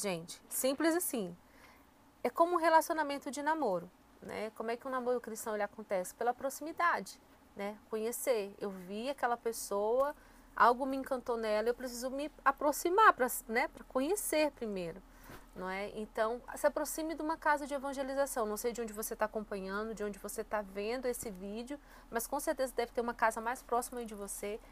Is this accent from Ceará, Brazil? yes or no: yes; Fortaleza, Ceará, Brazil; moved away as an adult; now in São José dos Campos, Brazil; sou natural de Fortaleza, no Ceará